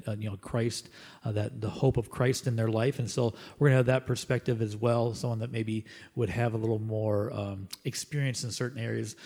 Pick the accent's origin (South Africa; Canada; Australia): Canada; as Canadians